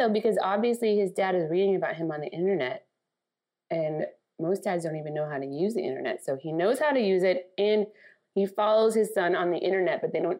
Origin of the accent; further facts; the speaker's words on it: Midwest, United States; as a Midwesterner and someone from the suburbs of Long Island